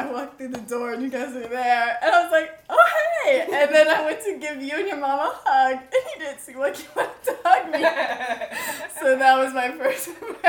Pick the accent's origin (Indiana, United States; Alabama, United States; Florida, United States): Florida, United States; Orlando; I'm a junior, and I'm from Orlando.